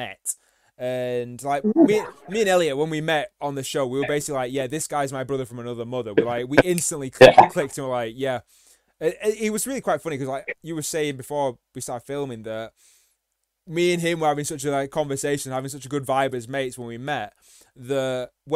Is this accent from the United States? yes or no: no; the north of England, United Kingdom; we're both from the North.